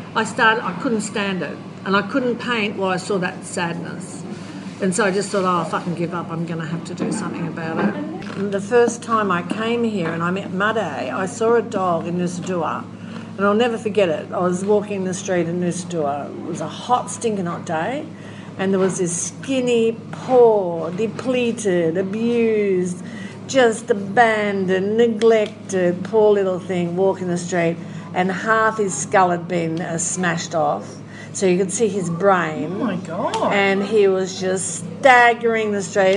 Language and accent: English; Australia; moved away; I come from Australia. I can go home